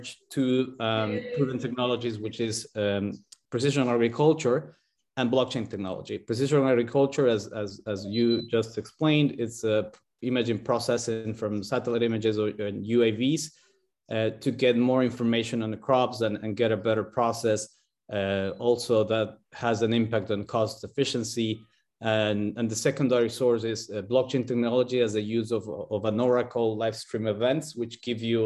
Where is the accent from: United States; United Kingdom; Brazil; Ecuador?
Ecuador; moved away as an adult; now in Riga, Latvia; We are originally from Ecuador